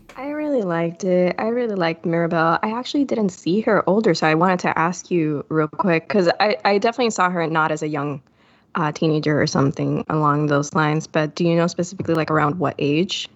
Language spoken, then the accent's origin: English; Puerto Rico; I'm from Puerto Rico